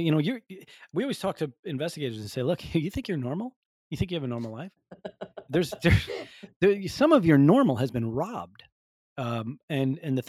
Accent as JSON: {"language": "English", "region": "Northeast", "country": "United States", "said": "I'm from the Northeast."}